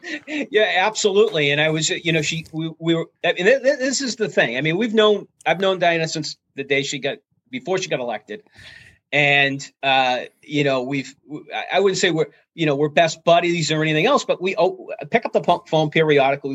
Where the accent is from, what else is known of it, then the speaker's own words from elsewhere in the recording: Chelmsford, Massachusetts, United States; from Chelmsford, Massachusetts, who you know was a Cub Scout